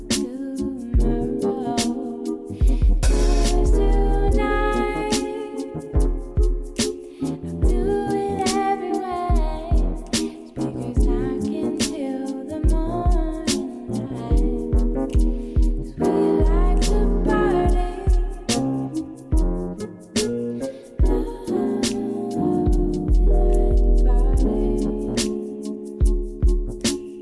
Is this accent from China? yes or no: no; Jamaica; I'm Jamaican